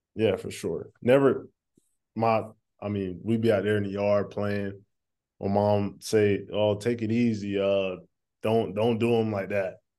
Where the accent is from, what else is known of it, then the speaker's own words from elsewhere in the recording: East Coast, United States; also born or lived in North Carolina; I'm from the East Coast